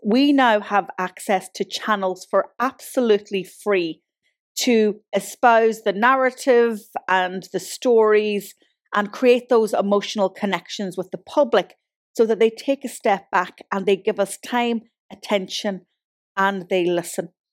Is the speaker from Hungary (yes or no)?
no; Ireland; now in Galway, Ireland; I'm from Donegal and I live in Galway